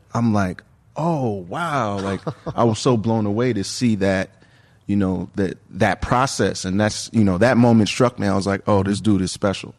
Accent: New York, United States; as a New Yorker growing up

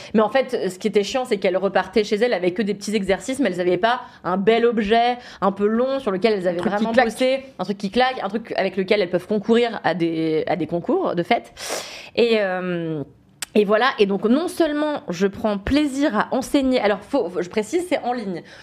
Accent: Levallois-Perret, Île-de-France, France; j'ai grandi à Levallois-Perret

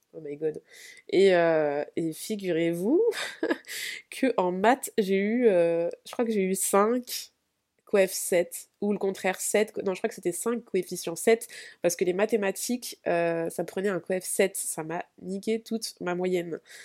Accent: Vitry-sur-Seine, Île-de-France, France; first language French; also born or lived in Spain; je viens de Vitré-sur-Seine, euh, en région parisienne

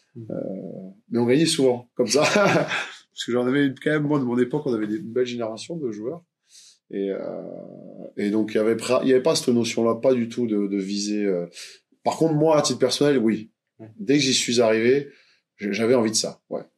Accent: Montpellier, Occitania, France; je suis né ici à Montpellier, donc c'est ma ville natale

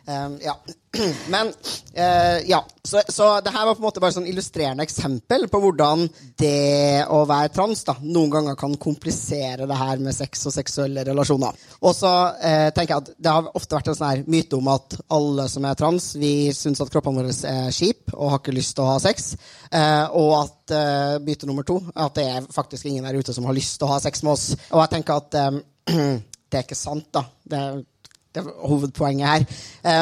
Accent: Trøndelag, Norway; jeg er jo trønder, som dere hører

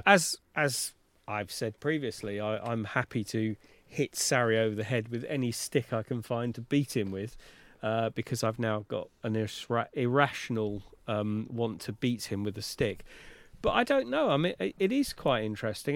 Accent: London, United Kingdom; as a Londoner

